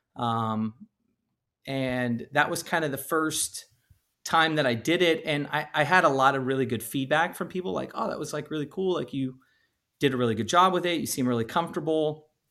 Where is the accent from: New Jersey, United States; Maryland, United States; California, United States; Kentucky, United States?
California, United States; I'm originally from California